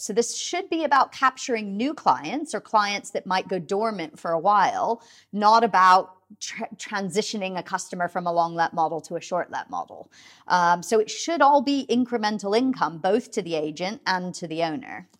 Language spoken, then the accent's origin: English; United States; now in United Kingdom; I mean, you can probably hear from my accent. I'm originally from the U S